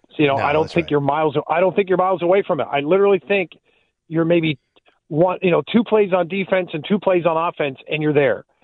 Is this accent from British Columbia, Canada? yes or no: no; Ontario, Canada; as you know, being a guy growing up in Southern Ontario, there were Bills fans